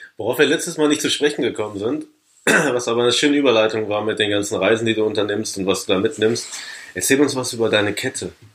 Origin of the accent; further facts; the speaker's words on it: Paderborn, North Rhine-Westphalia, Germany; meiner Heimatstadt Paderborn.